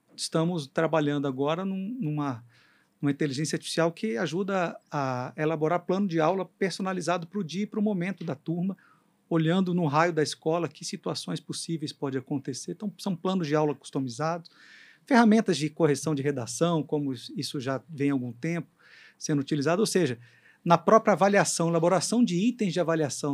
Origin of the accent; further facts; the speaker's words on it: Brazil; a gente, como brasileiro